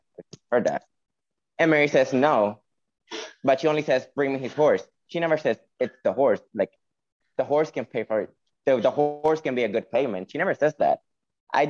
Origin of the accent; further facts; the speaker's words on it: Puerto Rico; accent: Spanish; I'm from Puerto Rico